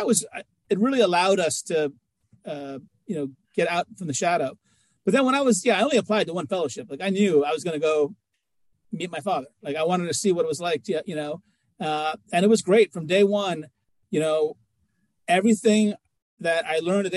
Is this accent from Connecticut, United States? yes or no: no; New York City, New York, United States; I was born in New York City. They attacked my city.